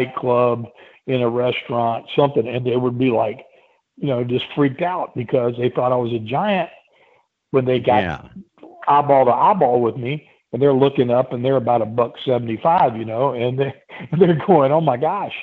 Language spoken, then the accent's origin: English; Chesapeake, Virginia, United States; I grew up in Chesapeake, Virginia.